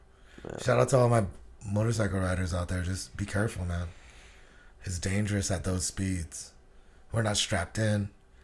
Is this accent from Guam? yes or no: yes; Guam; Yeah, I'm from Guam.